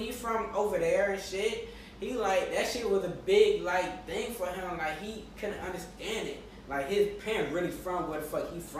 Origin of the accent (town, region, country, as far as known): United States